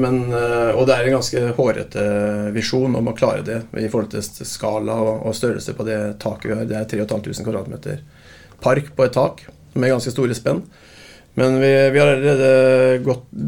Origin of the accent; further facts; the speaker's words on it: Fredrikstad, Østfold, Norway; Jeg er jo fra Fredrikstad